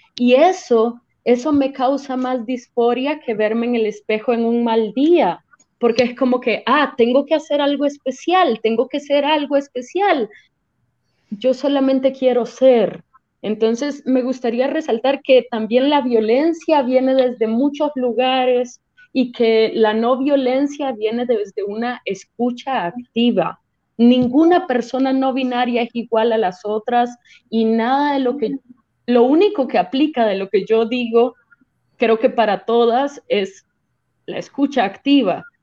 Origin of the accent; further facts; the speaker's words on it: Caracas, Capital District, Venezuela; moved away as an adult; now in Costa Rica; Soy originaria de, de Venezuela, de Caracas, pero ya llevo unos tres años acá